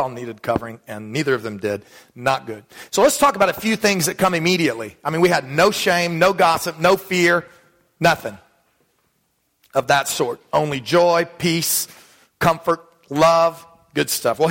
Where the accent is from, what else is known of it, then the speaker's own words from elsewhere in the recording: Dallas, Texas, United States; When I was a kid growing up in Texas